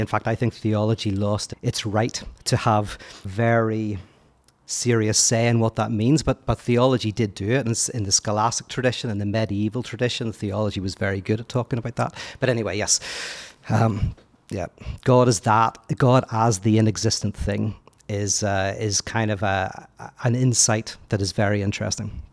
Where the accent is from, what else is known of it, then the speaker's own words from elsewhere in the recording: Belfast, Northern Ireland, United Kingdom; moved away as an adult; also born or lived in United States; I'm from Belfast, born and bred